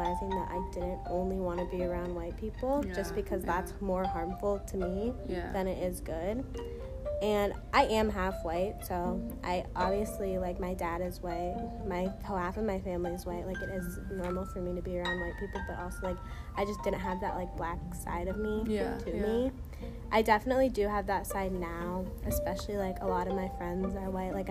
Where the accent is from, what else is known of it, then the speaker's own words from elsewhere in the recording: Iowa, United States; also born or lived in Southern California; I've lived in Iowa since I was in kindergarten now, so a really long time